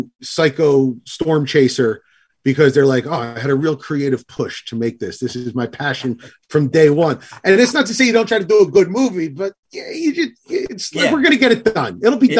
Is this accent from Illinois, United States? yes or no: no; New Jersey, United States; well, I'm from New Jersey.